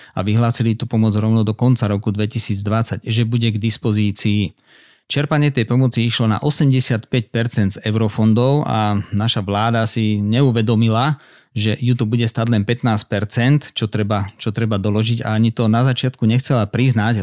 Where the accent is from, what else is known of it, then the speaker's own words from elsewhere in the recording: Slovakia; nikdy som neemigroval e, zo Slovenska napriek tomu, že mám pol rodiny vonku